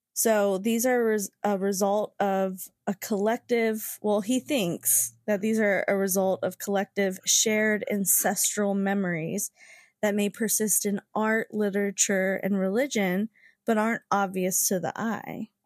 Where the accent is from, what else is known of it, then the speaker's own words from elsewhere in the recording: West Virginia, United States; moved away; I was from West Virginia